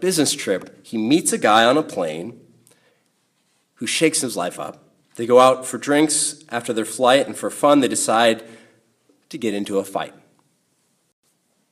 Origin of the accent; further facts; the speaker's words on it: United States; being in my own culture, being in American culture